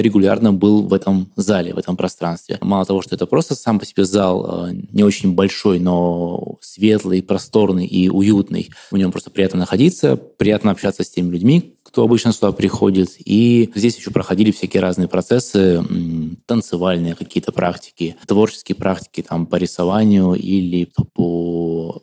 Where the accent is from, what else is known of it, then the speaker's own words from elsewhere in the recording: Krasnoyarsk, Krasnoyarsk Krai, Russia; я из Красноярска